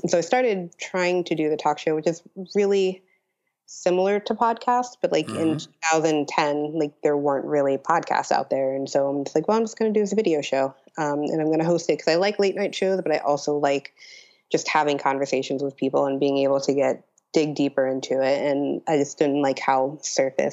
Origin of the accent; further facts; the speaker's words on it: Pittsburgh, Pennsylvania, United States; growing up in Pittsburgh, like, Pittsburgh has a good art scene